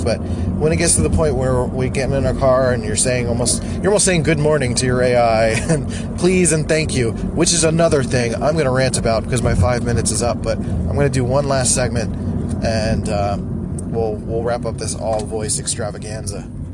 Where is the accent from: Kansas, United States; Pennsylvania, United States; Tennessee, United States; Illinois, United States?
Pennsylvania, United States; Philadelphia; I'm from Philly, so everyone sounds like nasally and annoying, um, including me sometimes.